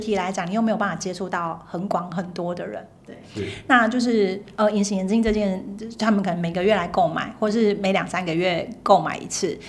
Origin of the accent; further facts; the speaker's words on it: Taiwan; 因为我们从小在台湾的